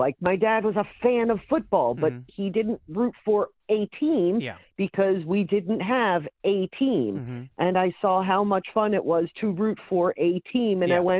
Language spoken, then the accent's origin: English; Baltimore, Maryland, United States; I grew up in Baltimore